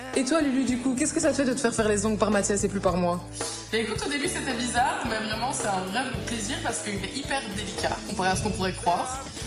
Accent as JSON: {"language": "French", "town": "La Louvière", "region": "Wallonia", "country": "Belgium", "said": "je viens de la Louvière en Belgique"}